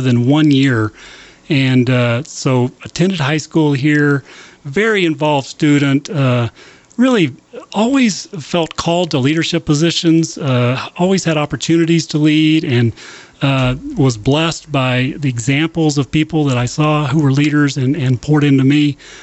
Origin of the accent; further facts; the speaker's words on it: Lubbock, Texas, United States; my uh, whole growing up in Lubbock, right across the street from the campus